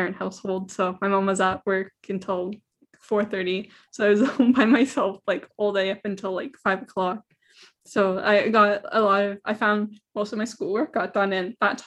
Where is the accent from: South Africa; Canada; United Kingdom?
Canada; Belleville, Ontario; also born or lived in Tyendinaga; I'm originally from Belleville. I'm also like Mohawk from Tandanega. So I live close to Kingston, about 45 minutes away